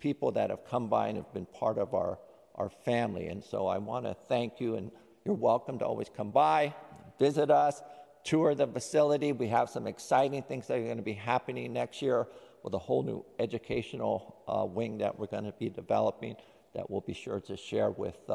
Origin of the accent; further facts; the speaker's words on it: San Francisco, California, United States; when I was growing up in Japantown